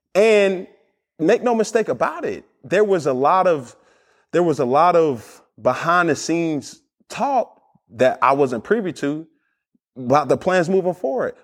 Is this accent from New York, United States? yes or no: no; Atlanta, Georgia, United States; I'm from Atlanta, Georgia